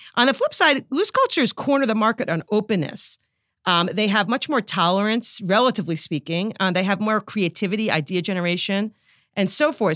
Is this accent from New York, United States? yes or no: yes; New York, United States; accent: New York; I'm a New Yorker